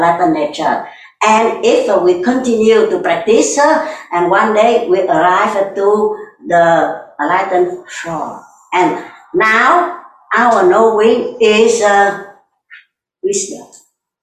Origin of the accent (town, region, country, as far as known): Vietnam; English is a second language